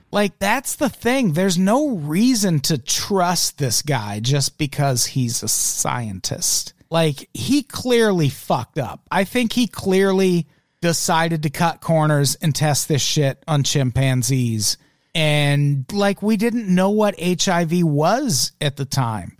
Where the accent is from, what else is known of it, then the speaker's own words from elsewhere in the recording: Peoria, Illinois, United States; now in Los Angeles, United States; I grew up in Peoria, Illinois, which was very fucking diverse